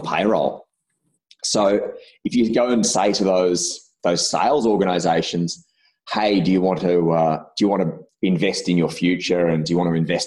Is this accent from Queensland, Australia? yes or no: no; Albury, New South Wales, Australia; moved away; also born or lived in Victoria; where I grew up in Albury, I got a job when I was just about to turn 18 for a local bank there